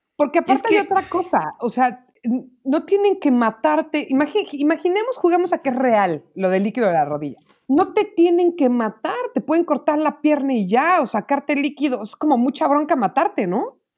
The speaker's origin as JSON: {"language": "Spanish", "country": "Mexico", "said": "somos mexicanos"}